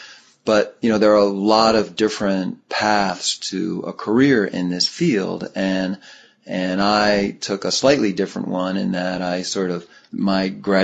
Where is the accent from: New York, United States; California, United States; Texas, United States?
New York, United States; New York City; now in San Diego, United States; I grew up in New York City